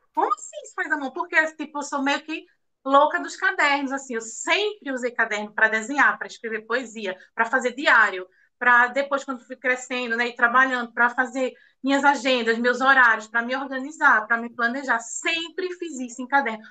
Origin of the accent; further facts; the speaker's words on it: Recife, Pernambuco, Brazil; now in Caruaru, Brazil; eu sou de Recife, nasci em Recife, Pernambuco, mas hoje eu moro em Caruaru